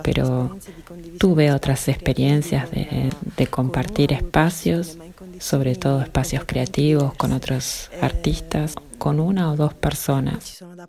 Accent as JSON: {"language": "Spanish", "area": "province of Salerno", "region": "Campania", "country": "Italy", "also_born_or_lived": "Naples, Italy", "second_language": "Spanish", "moved": "as an adult", "lives_now": "Paris, France", "said": "soy italiana, vengo de la provincia de Salerno, el sur de Italia"}